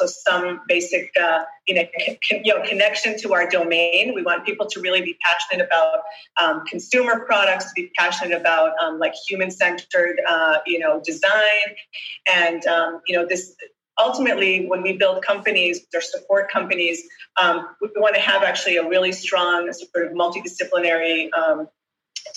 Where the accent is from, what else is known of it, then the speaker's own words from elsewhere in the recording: Boston, Massachusetts, United States; also born or lived in Israel; I grew up, I was born in Israel. I grew up in Boston. My parents relocated